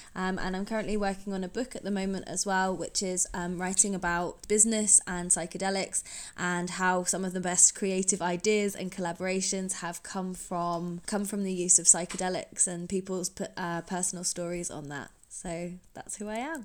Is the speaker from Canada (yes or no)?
no; Norfolk, East of England, United Kingdom; I grew up in Norfolk in the U K